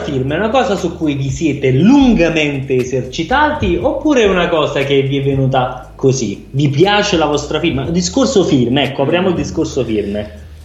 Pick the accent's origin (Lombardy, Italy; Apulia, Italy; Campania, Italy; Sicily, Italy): Campania, Italy; Naples; Io sono della rinomata zona dei Camandoli.